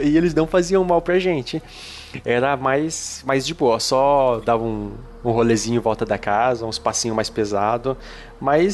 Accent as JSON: {"language": "Portuguese", "town": "Araçatuba", "region": "São Paulo", "country": "Brazil", "tie": "born or raised there", "said": "lá no interior, né? Como vocês sabem, eu sou de Aracatuba."}